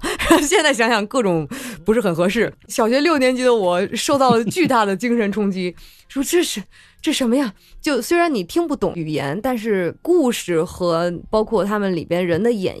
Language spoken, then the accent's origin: Chinese; China; 我是作为一个中国人，但是在日本和日本声优一起用日文去抢角色、竞争角色。